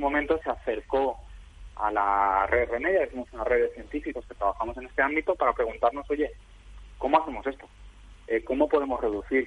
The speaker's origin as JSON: {"language": "Spanish", "region": "Valencian Community", "country": "Spain", "said": "siendo valenciano"}